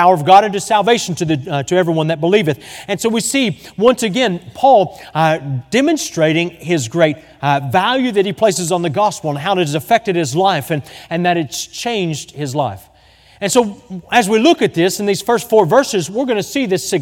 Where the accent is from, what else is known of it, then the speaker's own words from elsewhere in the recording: Texas, United States; moved away as an adult; now in Springfield, United States; growing up in Texas